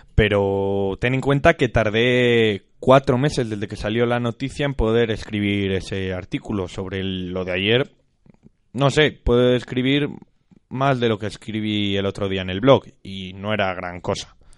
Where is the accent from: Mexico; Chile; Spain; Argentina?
Spain; Castile and León; somos castellanos.